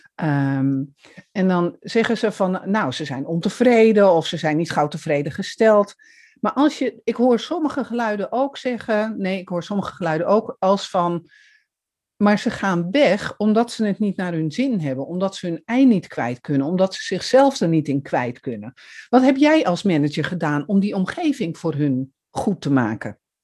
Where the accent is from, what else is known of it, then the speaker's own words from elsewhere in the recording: Amsterdam, North Holland, Netherlands; Ik kom uit Amsterdam